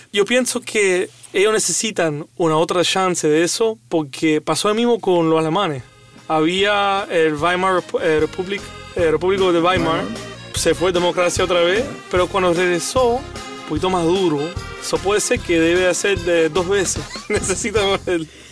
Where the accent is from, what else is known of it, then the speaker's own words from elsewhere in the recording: Cuba; un cubano